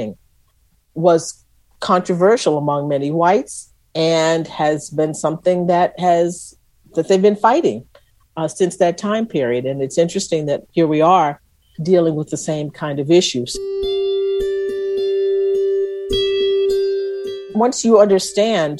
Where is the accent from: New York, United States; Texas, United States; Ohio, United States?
Texas, United States; I was from Texas